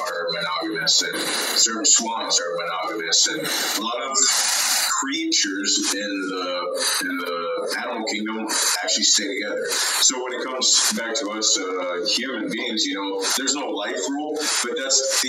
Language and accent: English; Maui, Hawaii, United States; accent: Hawaiian; also born or lived in Oregon; I was born in Oregon, but raised in Maui, Hawaii, all my life with a Hawaiian culture